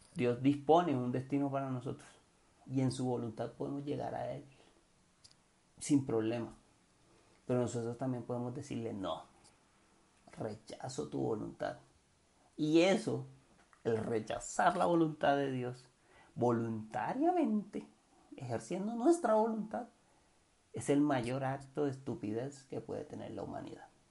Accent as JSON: {"language": "Spanish", "town": "Cartagena", "region": "Bolívar", "country": "Colombia", "said": "yo soy de Cartagena"}